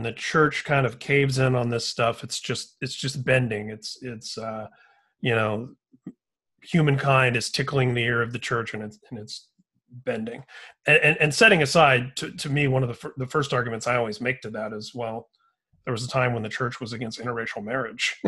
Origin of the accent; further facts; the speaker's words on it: Indiana, United States; I grew up in Indiana